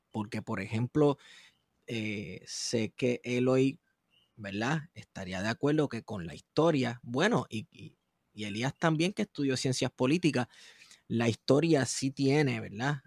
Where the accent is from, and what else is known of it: Manatí, Puerto Rico